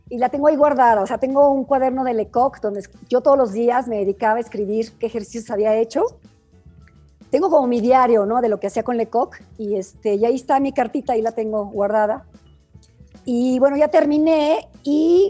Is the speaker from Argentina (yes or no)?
no; Mexico; moved away as an adult; also born or lived in Germany; yo soy latina, mexicana